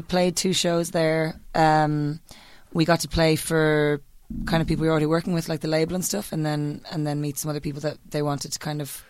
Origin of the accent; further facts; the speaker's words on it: Ireland; And I was like, Ireland.